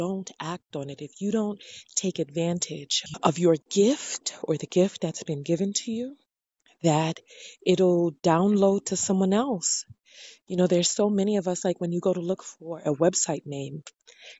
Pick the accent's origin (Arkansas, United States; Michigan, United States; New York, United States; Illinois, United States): New York, United States; New York City; I'm from New York City